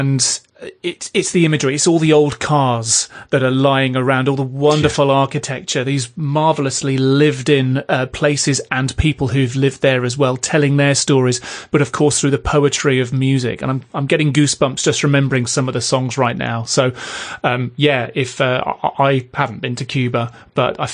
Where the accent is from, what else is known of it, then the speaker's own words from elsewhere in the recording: United Kingdom; being British